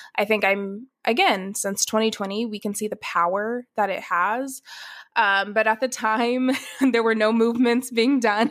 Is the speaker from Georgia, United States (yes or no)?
yes; Atlanta, Georgia, United States; moved away as an adult; also born or lived in Athens, Ohio; now in Dallas, United States; I was born in Atlanta, Georgia, I s, was born and raised there